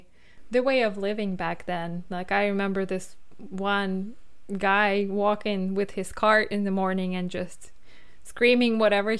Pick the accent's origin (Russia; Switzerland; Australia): Russia; as we were growing up in Russia, like I remember going to college